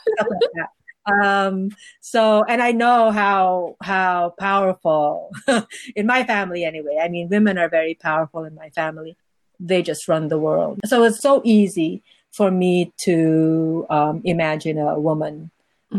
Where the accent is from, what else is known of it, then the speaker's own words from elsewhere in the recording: Philippines; moved away as an adult; now in New York, United States; my being a Filipino in the United States